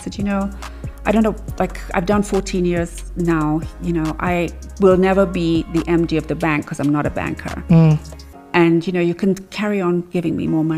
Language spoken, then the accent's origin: English; Nanyuki, Laikipia County, Kenya; growing up in Nanyuki, and it being such a sort of central point for people to stop off